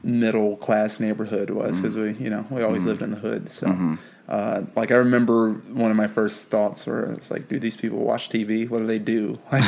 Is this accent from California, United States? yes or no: no; Indianapolis, Indiana, United States; also born or lived in Philadelphia; I was born in Indianapolis, and then we moved to Philadelphia when I was like 3, and then moved back after my biological mom and my dad separated. I was like 5, moved back to Indiana